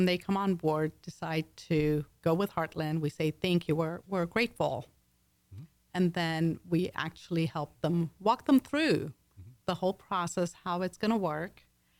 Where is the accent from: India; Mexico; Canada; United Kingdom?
United Kingdom; accent: English; My accent, like I was mentioning, is English, Texan over the years. It's blended.